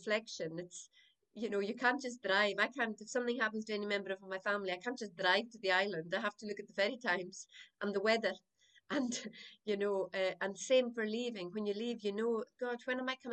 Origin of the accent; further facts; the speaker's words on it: South Uist, Scotland, United Kingdom; I was born in South Uist. My family is a family of storytellers and pipers and singers, brought up in the croft